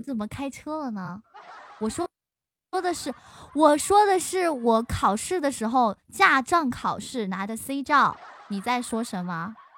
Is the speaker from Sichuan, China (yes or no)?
no; Xinjiang, China; now in Chengdu, China; 我是新疆人，然后我是从小吃牛羊肉长大的